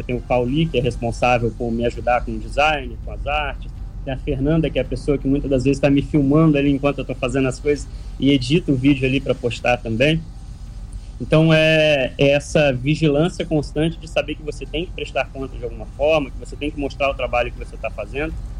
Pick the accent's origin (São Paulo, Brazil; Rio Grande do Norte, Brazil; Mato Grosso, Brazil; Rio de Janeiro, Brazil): Rio de Janeiro, Brazil; Paraty; eu sou da, do bairro da Ponte Branca.